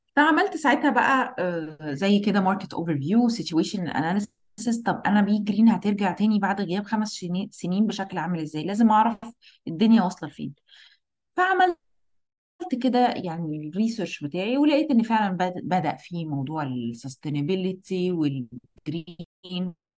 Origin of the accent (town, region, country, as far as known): Egypt